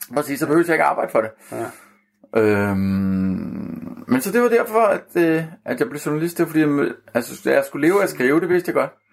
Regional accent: Copenhagen, Capital Region of Denmark, Denmark; jeg er født og opvokset på Amager

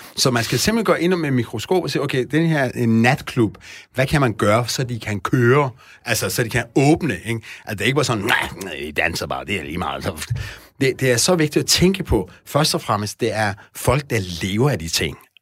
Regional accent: Iran; now in Denmark; jeg er oprindeligt fra Iran

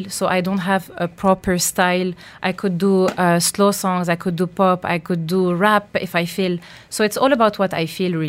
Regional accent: France; first language French; English is a second language; This is my mother language. I've been, I was born and raised in France.

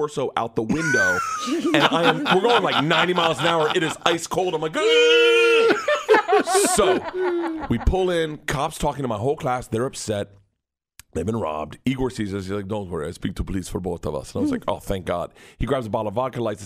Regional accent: Tampa, Florida, United States; I grew up in Tampa

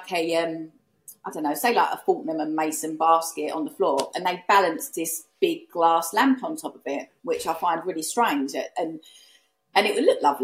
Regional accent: United Kingdom; accent: Essex; also born or lived in East London; I'm East London. I'm from Essex. I live in Essex now. So obviously, I do sound a certain way

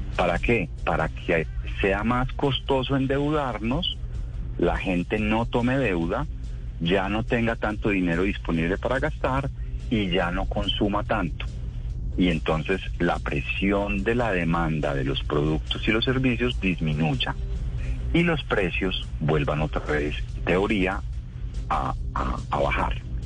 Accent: Colombia; Los colombianos ahorramos

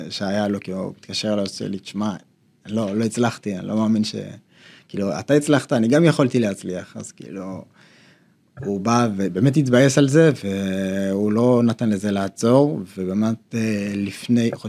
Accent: Bat Yam, Tel Aviv District, Israel; also born or lived in Ethiopia; אנחנו אה, במקור, אנחנו מבת ים, ההורים שלנו עברו לפני כמה שנים לקריית גת.

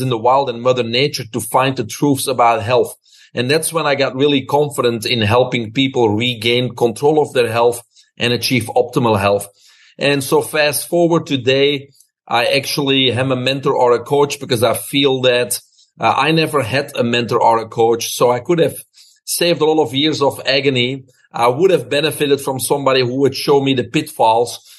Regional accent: Belgium; moved away as an adult; now in United States; I'm originally from Belgium. Grew up there with my brother, single mom.

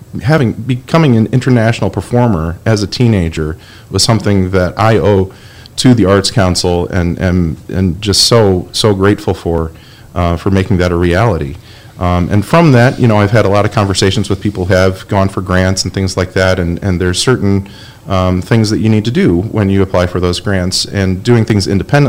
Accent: Kalamazoo, Michigan, United States; as a teenager growing up in Kalamazoo

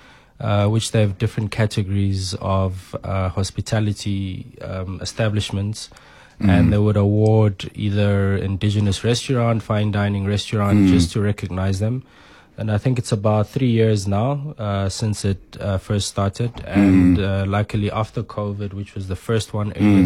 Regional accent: Soweto, Gauteng, South Africa; when we were growing up in Soweto back in those days

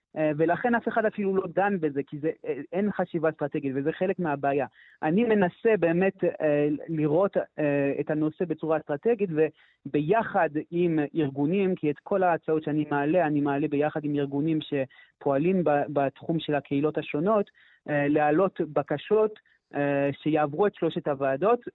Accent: Canada; first language French; Hebrew is a second language; now in Jerusalem, Israel; אני אומנם קנדי במקור, אבל אני דובר צרפתי

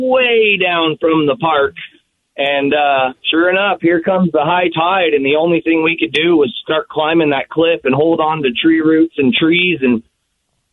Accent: Tacoma, Washington, United States; now in Texas, United States; growing up in Tacoma, we'd go down to Point Defiance

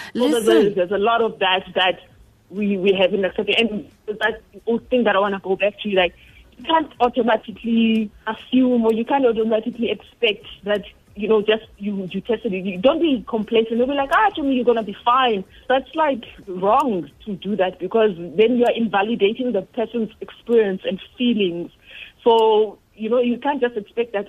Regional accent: Eastern Cape, South Africa; I was born in Eastern Cape.

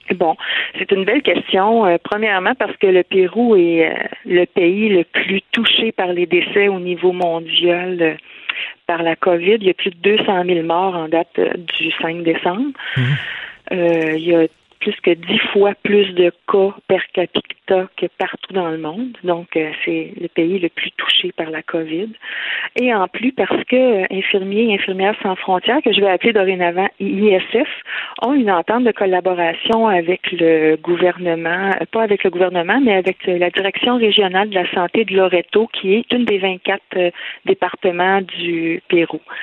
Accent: Lanaudière, Quebec, Canada; un peu partout au Québec, mais on est surtout de la Naudière.

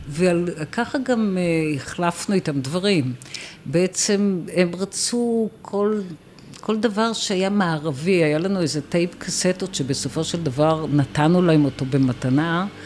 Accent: Israel; אנחנו באים מישראל.

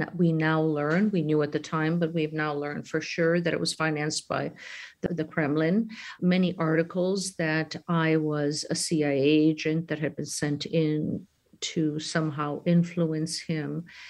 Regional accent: Chicago, Illinois, United States; moved away as an adult; now in Ukraine; I grew up with a great sense of responsibility when I was born in Chicago for the homeland my parents had left

